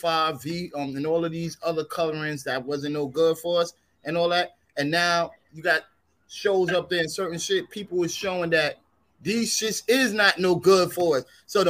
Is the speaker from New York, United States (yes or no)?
yes; New York City, New York, United States; Southern Mother Gaston, Stone Avenue, Brownsville